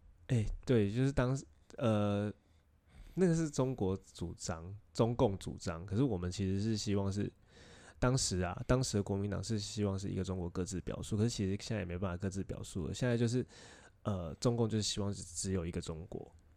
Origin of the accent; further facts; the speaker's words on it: Taiwan; 我们在台湾长大的小孩